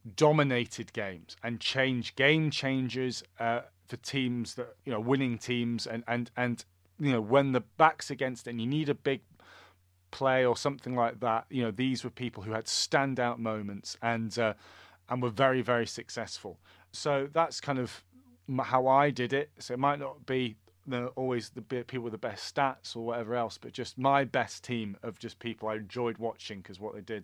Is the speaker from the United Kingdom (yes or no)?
yes; Scotland, United Kingdom; as a Scotsman who loves Scottish rugby